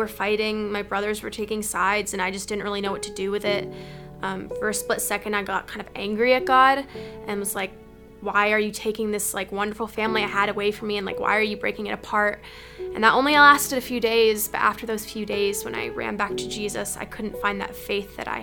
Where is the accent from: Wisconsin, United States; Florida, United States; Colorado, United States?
Wisconsin, United States; Madison; I grew up in Madison, Wisconsin, with five older brothers and two wonderful parents, both British.